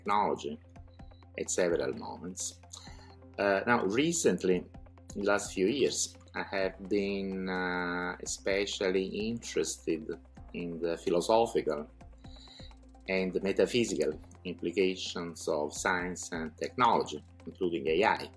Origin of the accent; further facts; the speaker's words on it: Naples, Campania, Italy; moved away as an adult; I am Italian, by the way. I was born in Napoli, but I moved from my country very young, right after studying in college